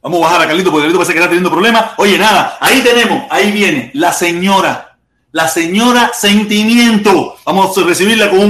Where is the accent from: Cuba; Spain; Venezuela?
Cuba; now in Miami, United States; Nosotros no somos chinos, nosotros somos cubanos. Y aquí hay de todo tipos de pensamientos. Me imagino que, somos los mismos cubanos que estábamos en Cuba, o que, nunca nos quejamos, o que a partir de que salimos abrimos los ojos